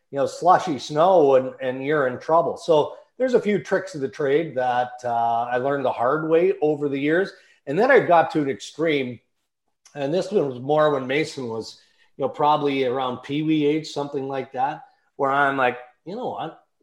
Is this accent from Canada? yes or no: yes; Western Canada, Canada; I mean, I grew up in Western Canada